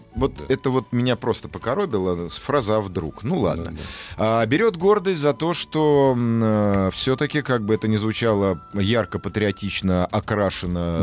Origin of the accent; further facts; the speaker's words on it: Moscow, Russia; мой московский, мое московское высокомерие